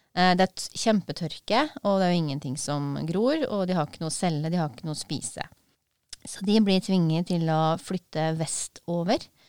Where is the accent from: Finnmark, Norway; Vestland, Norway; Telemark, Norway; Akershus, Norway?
Telemark, Norway; Porsgrunn; jeg er fra Brevik i Porsgrunn